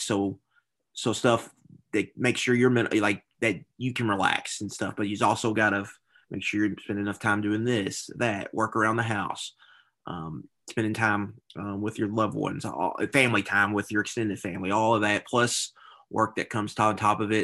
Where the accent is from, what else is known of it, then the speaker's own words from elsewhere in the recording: Louisville, Kentucky, United States; born and raised in Louisville, went to Saint X.